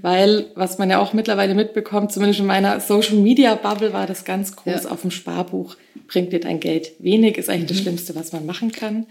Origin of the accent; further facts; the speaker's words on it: Augsburg, Bavaria, Germany; moved away as an adult; also born or lived in Nuremberg; now in Munich, Germany; Ich komme ursprünglich aus Augsburg, ähm, bin 31 Jahre alt, ähm, habe nach dem Abi relativ schnell aus nach Nürnberg genommen